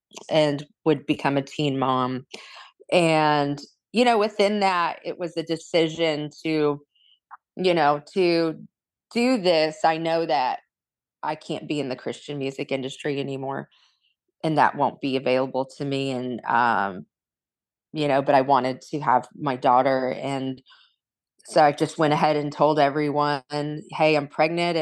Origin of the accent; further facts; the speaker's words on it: Corona, California, United States; in a family of ministers and singers and musicians in Southern California